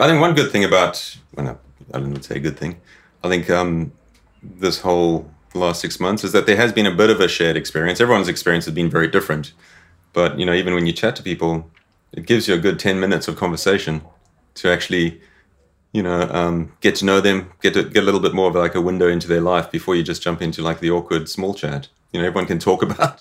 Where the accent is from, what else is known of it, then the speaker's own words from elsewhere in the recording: South Africa; moved away as an adult; also born or lived in Zimbabwe; I was born in Zimbabwe. Sort of moved to South Africa when I was uh, sort of about ten years old. Sort of grew up on a farm.